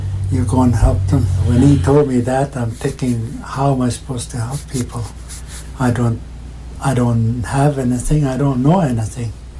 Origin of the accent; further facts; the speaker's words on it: Sioux Valley Dakota Nation, Manitoba, Canada; We come from the Wahpeton tribe